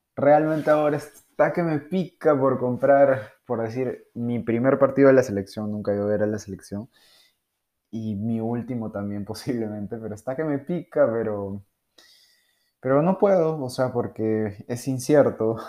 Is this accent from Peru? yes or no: yes; Peru; soy de Perú